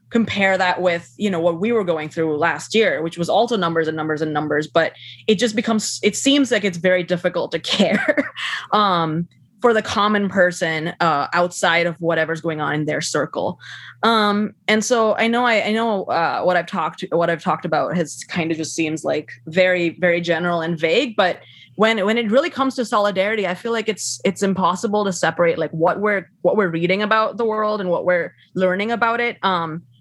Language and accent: English; Saudi Arabia; So I grew up in Saudi Arabia, consuming American television, American media, American news.